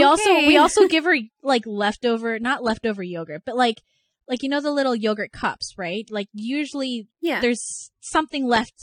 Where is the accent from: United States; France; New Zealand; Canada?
Canada; maybe it's because I'm Canadian.